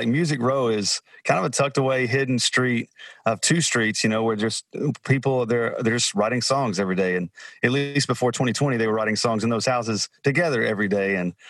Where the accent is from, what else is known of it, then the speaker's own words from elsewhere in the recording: Alabama, United States; moved away; I grew up in Alabama.